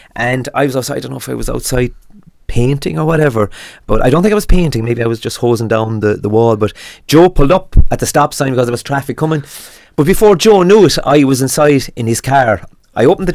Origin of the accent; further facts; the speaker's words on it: Knocknagoshel, Munster, Ireland; now in Tralee, Ireland; I was born and reared in Knocknagoshal